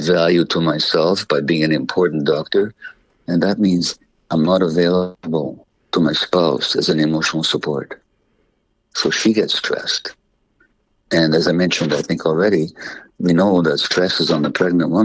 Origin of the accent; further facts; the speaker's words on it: Budapest, Hungary; I was born in January 1944 in Budapest, Hungary, to Jewish parents